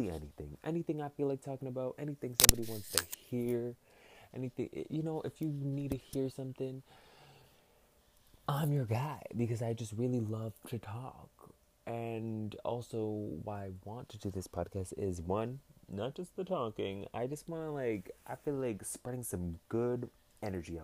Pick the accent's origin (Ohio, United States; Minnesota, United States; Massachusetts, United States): Massachusetts, United States; I'm from Massachusetts